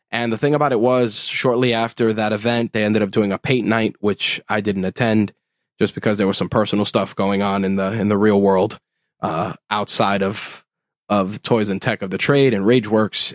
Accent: New York City, New York, United States; as a New Yorker, uh, living in the borough of Queens here in New York City

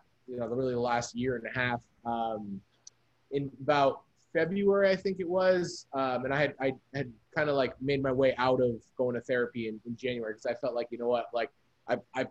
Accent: New Jersey, United States; also born or lived in New York; now in Los Angeles, United States; growing up in Jersey

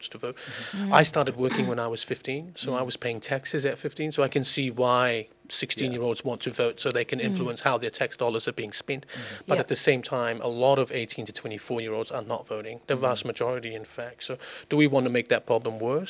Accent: Auckland, New Zealand; I grew up in Manurewa, so it's my home

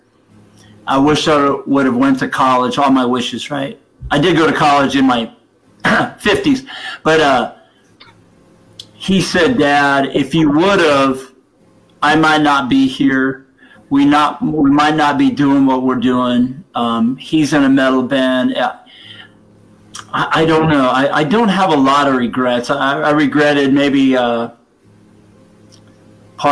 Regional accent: United States; moved away as an adult; also born or lived in Denver, Colorado / Houston, Texas; now in St. Louis area, United States; I grew up in Denver and Houston

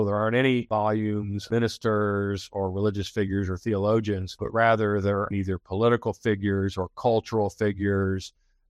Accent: Flint, Michigan, United States; I am originally from Flint, Michigan, and I came to Baylor as a student in the late 70s.

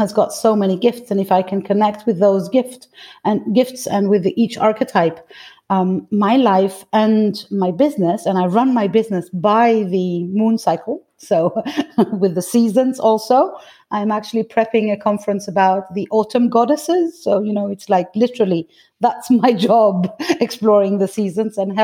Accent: Greece; now in France; I'm actually Greek. I was born in Greece, and all my mother lineage comes from Greece.

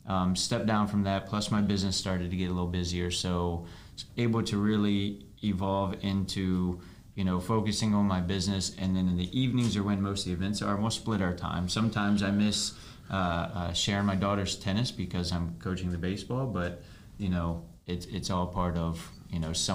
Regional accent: Virginia, United States; now in Florida, United States

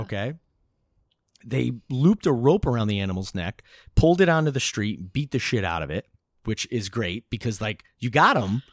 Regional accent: Newburgh, New York, United States; growing up in Newburgh on the Hudson River

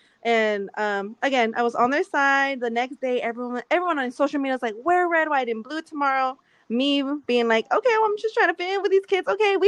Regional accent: Camarillo, California, United States; I grew up in Camarillo. I grew up in a different spot in Camarillo, and then where I had moved.

